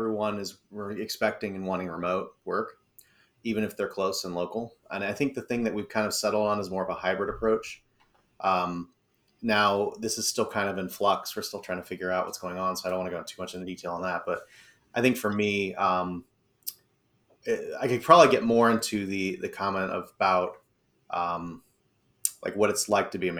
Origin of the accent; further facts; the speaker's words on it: Akron, Ohio, United States; moved away as an adult; also born or lived in Stow, Ohio; now in Cortland area, Ohio, United States; I'm a transplant myself. I didn't grow up here. So I grew up in the Akron, Canton area.